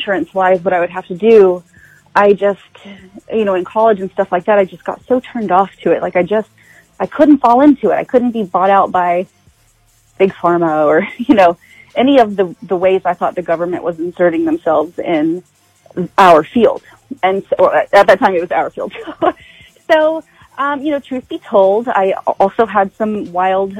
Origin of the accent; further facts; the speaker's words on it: Choctaw, Oklahoma, United States; I am born and raised in Choctaw, Oklahoma.